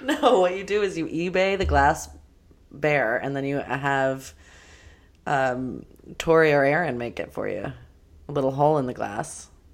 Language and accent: English; Los Angeles, California, United States; all up in my neighborhood that I grew up